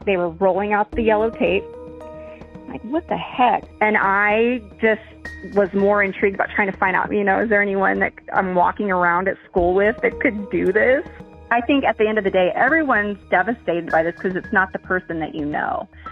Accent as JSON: {"language": "English", "town": "Farmington", "region": "New Mexico", "country": "United States", "tie": "born or raised there", "said": "when I was, like, growing up there"}